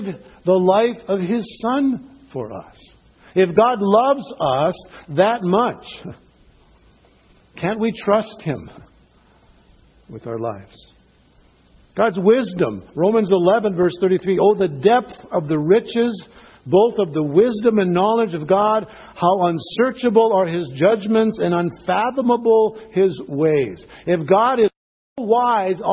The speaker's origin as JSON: {"language": "English", "town": "Cloquet", "region": "Minnesota", "country": "United States", "tie": "born or raised there", "said": "a pastor in my hometown"}